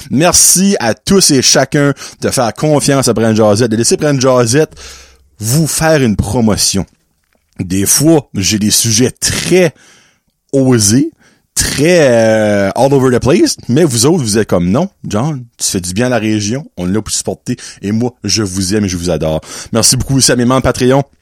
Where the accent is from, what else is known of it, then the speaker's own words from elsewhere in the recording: Quebec, Canada; Moi je viens du Québec